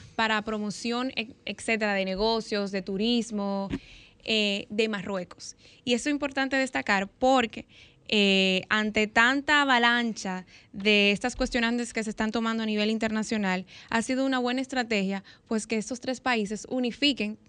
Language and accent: Spanish; Dominican Republic